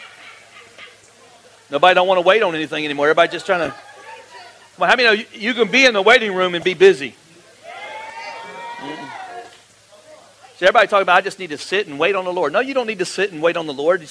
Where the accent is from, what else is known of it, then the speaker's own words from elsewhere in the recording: Florida, United States; I grew up like in the Mecca of the largest church in Florida.